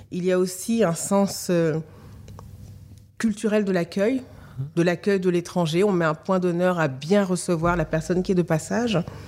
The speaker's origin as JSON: {"language": "French", "country": "France", "tie": "born or raised there", "also_born_or_lived": "Mali", "said": "je n'ai pas grandi là-bas, que j'ai grandi en France"}